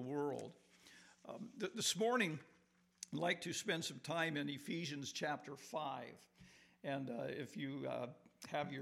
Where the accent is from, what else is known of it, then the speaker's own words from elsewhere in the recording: Morton, Illinois, United States; I'm from Morton, Illinois, down just 10 miles from Peoria